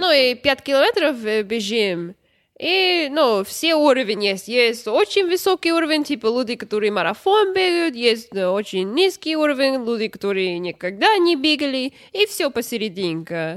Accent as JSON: {"language": "Russian", "region": "Florida", "country": "United States", "also_born_or_lived": "New York", "second_language": "Russian", "said": "я сама из Флориды"}